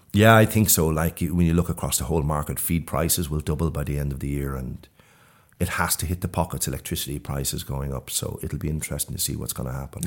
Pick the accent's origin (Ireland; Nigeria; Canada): Ireland; Ashbourne, County Meath; now in Sweden; I'm from Ashburn in Mead originally